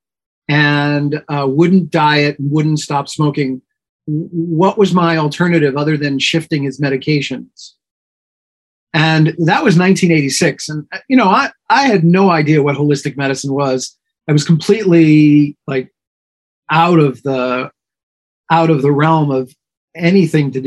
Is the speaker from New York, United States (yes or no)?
yes; New York, United States; I was born and raised in New York and pretty much lived here almost